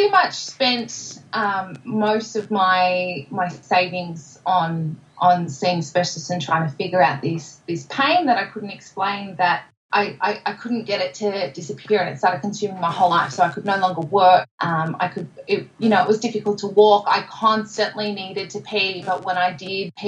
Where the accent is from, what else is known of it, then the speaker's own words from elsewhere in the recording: Melbourne, Victoria, Australia; I'm from Narrewarren in Melbourne, born and bred